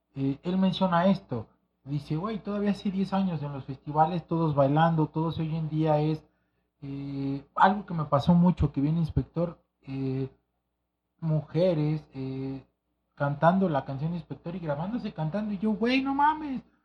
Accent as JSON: {"language": "Spanish", "region": "Mexico City", "country": "Mexico", "tie": "born or raised there", "said": "yo crecí en Santa María de la Ribera"}